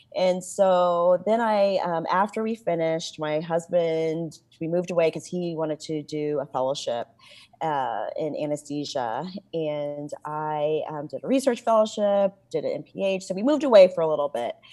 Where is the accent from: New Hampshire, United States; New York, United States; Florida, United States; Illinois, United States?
Illinois, United States; Champaign; moved away; I grew up in Champaign, Illinois